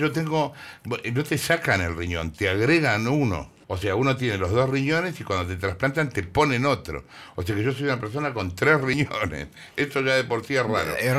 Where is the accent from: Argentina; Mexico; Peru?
Argentina; soy, soy re argentino